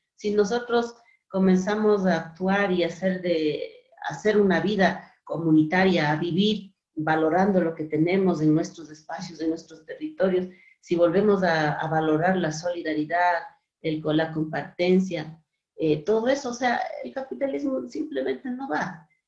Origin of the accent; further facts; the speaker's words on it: Otavalo, Imbabura, Ecuador; yo soy de Imbabura, de Otavalo